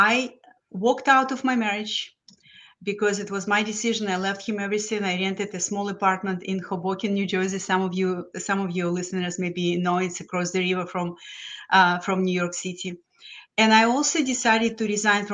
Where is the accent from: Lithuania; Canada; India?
Lithuania; English is a second language; moved away as an adult; now in United States; I'm a first generation immigrant from Lithuania that used to be former Soviet Union. So I grew up in this horrible regime of Soviets